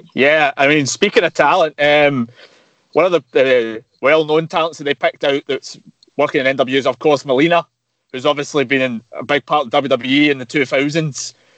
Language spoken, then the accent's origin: English; Glasgow, Scotland, United Kingdom; I'm from Glasgow myself